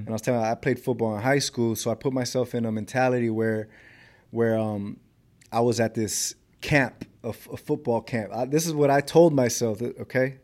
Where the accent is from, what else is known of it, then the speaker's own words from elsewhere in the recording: Los Angeles, California, United States; I grew up in South Central Los Angeles.